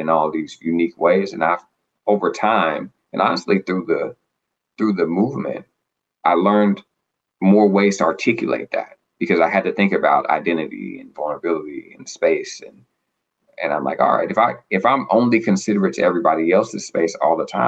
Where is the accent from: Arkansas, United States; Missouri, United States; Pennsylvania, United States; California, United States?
Arkansas, United States; now in Boston, United States; I'm from the South, from Arkansas, live in Boston now.